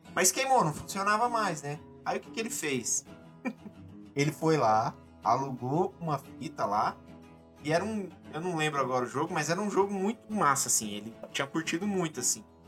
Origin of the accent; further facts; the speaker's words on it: interior of São Paulo, Brazil; Sou do interior de São Paulo, tinha uma locadora lá na cidade